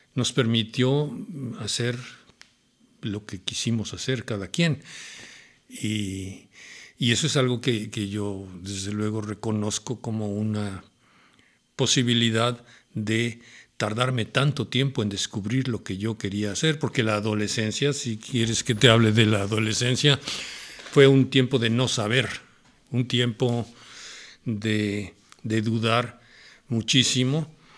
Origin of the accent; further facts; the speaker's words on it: Mexico City, Mexico; Yo nací en la Ciudad de México. Viví en la colonia Santa María la Ribera, un barrio, era un barrio eh, interesante, rico, de, vida social ¿no? muy popular.